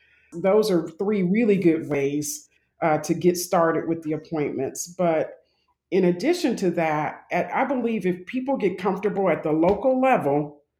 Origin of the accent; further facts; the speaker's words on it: Jacksonville, Florida, United States; I'm originally from Jacksonville, Florida, and that's where most of my family lives.